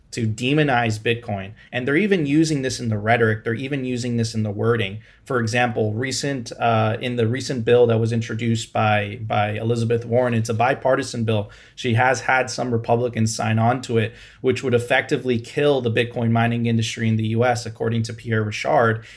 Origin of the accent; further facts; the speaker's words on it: Venezuela; now in Miami, United States; I'm originally from Venezuela